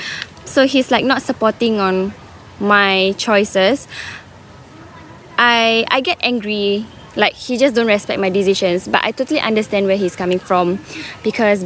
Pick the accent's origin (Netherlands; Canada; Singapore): Singapore; moved away as an adult; now in Australia; I'm an international student and I'm from Singapore